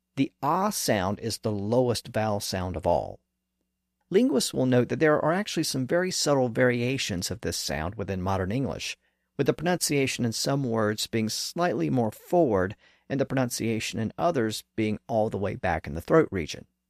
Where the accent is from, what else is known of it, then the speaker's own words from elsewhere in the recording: American South, United States; accent: southern; This pronunciation is common in the American South, and as I noted earlier, my native accent does